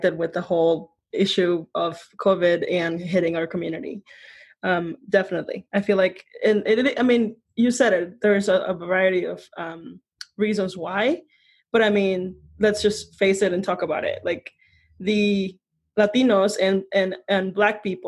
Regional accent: Mexico; now in United States; in my hometown, I mean, I come from a very tiny town of like 700 people.

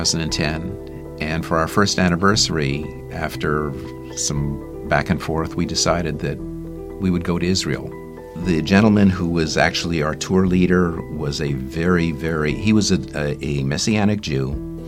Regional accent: Montreal, Quebec, Canada; moved away; I was born in Montreal into a Jewish family

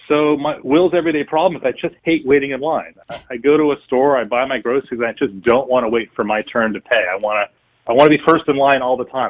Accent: Berkeley, California, United States; I was born and raised in Berkeley, California, the son of a physics professor and a psychoanalyst.

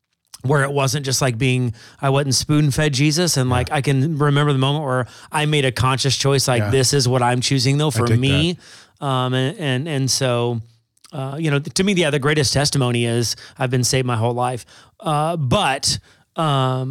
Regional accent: Springfield, Missouri, United States; moved away as an adult; now in Wisconsin, United States; Originally from Missouri. Right. So Springfield, Missouri.

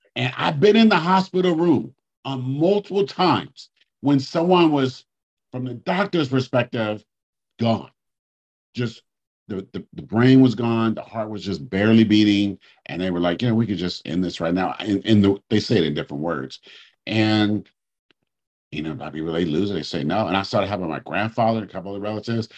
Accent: Oakland, California, United States; where I grew up in Oakland

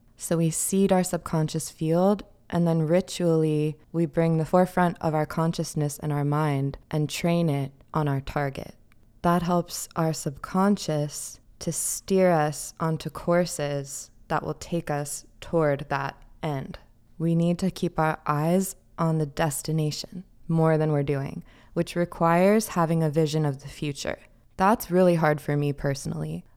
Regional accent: New York, United States; I'm a New Yorker, this is New York Podcast

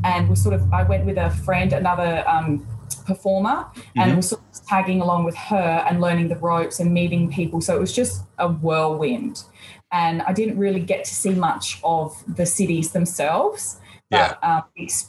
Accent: South Australia, Australia; now in Brisbane, Australia; I live in Brisbane, but I was born in South Australia. I've lived around Australia a little bit, but I'm in Brisbane now.

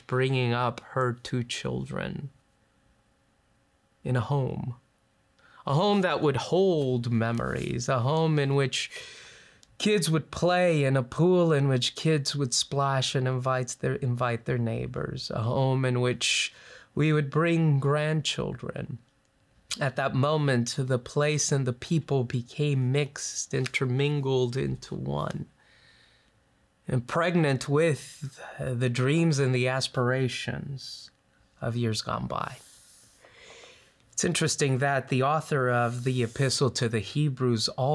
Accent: Los Angeles, California, United States; now in Loma Linda, United States; we grew up in the San Fernando Valley

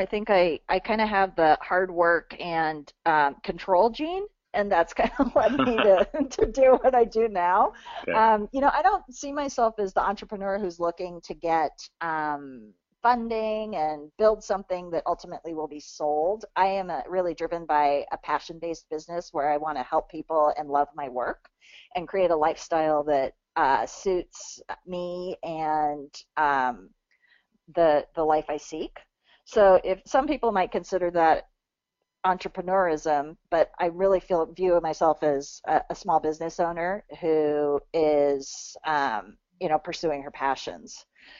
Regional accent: California, United States; I'm a fifth generation Californian.

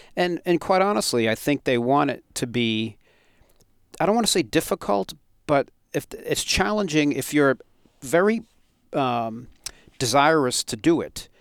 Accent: Westborough, Massachusetts, United States; growing up in Westboro, the fire department had a big horn

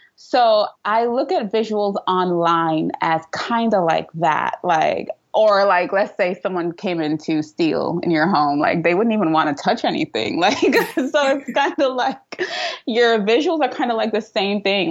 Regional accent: Trinidad & Tobago; moved away as an adult; now in New York City, United States; I live in New York City, but I'm originally from Trinidad and Tobago. So you might hear a little accent in and out of there.

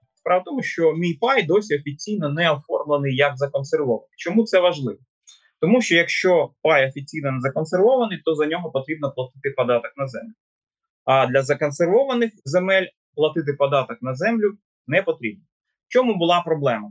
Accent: Donetsk Oblast, Ukraine; мою рідну Донеччину

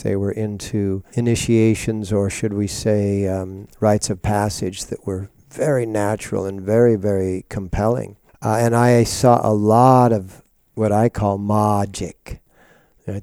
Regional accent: Seattle, Washington, United States; when I grew up in Seattle, uh, starting in nineteen forty-five

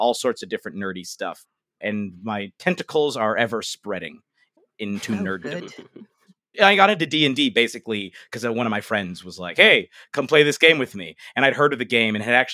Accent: Cincinnati, Ohio, United States; now in United Kingdom; I'm originally from Cincinnati, Ohio. That was where I was born and raised

